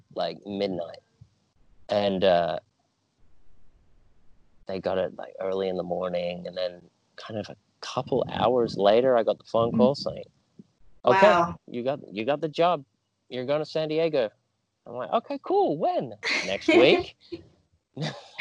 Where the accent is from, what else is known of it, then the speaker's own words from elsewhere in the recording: Australia; I grew up in Australia, and then after I finished high school, I decided to go travel for a couple months.